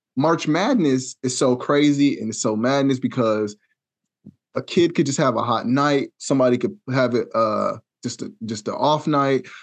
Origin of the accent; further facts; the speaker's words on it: Wichita, Kansas, United States; I'm from Wichita